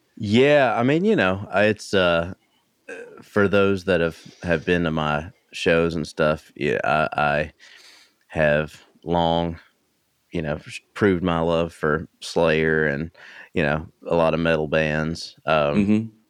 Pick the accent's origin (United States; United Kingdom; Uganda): United States; East Tennessee; I grew up in East Tennessee